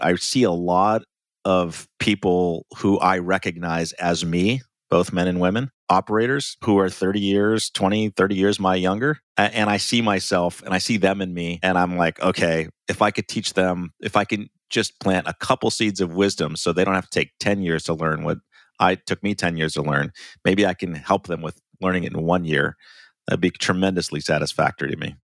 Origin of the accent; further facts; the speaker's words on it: Ohio, United States; I grew up in Ohio, um, and so small town Ohio